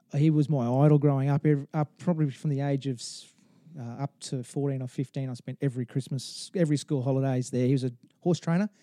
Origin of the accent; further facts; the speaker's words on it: Townsville, Queensland, Australia; also born or lived in Rockhampton; I, I born in Rockhampton, grew, moved to Townsville.